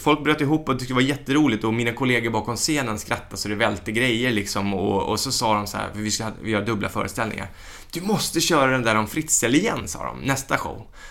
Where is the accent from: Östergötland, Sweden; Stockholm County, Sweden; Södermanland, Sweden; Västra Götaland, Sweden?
Stockholm County, Sweden; Stockholm; also born or lived in Värmdö; som den stockholmare jag var